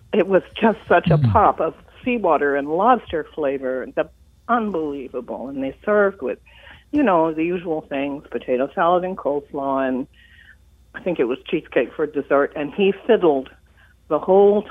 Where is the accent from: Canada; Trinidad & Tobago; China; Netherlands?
Canada; Nova Scotia; now in Chestertown, United States; I am from Nova Scotia